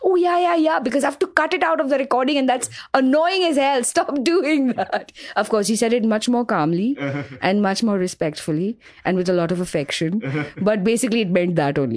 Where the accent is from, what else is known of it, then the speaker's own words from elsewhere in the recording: Mumbai, Maharashtra, India; I grew up in Grant Road. I lived there for the first 20 years of my life